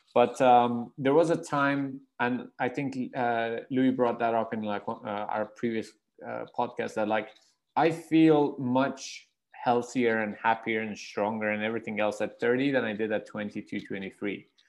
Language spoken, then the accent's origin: English; Iran; moved away; I'm from Iran